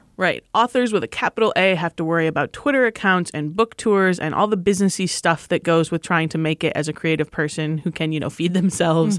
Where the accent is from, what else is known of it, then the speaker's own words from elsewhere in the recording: Michigan, United States; moved away; I grew up in Michigan